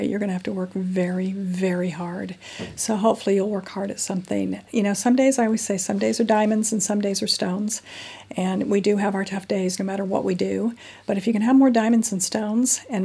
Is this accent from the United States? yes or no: yes; United States; moved away as an adult; now in London, United Kingdom; I'm an American national, been in London for 15 years